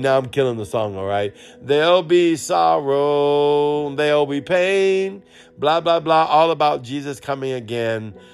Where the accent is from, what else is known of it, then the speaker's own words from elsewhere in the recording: New Orleans, Louisiana, United States; I'm from New Orleans.